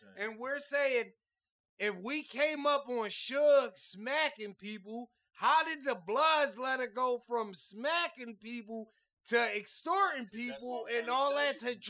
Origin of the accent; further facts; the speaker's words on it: Philadelphia, Pennsylvania, United States; I'm from Philadelphia.